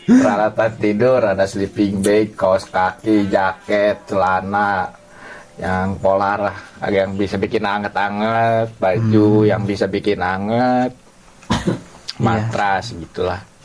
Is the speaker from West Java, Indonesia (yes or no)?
yes; Bandung, West Java, Indonesia; also born or lived in Karawang; Saya asli Bandung, cuman kuliah di universitas yang ada di Karawang